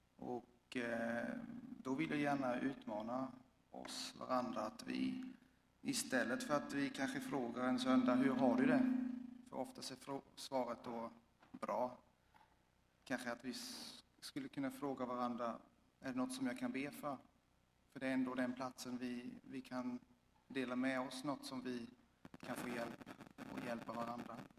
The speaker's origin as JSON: {"language": "Swedish", "country": "Switzerland", "moved": "yes", "lives_now": "Sweden", "said": "jag kommer från Schweiz"}